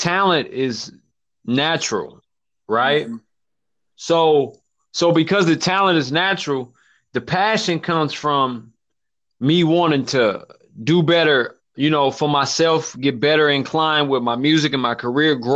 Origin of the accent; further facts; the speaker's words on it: Kansas City, Kansas, United States; from Wyandotte County, born and raised in Wyandotte County.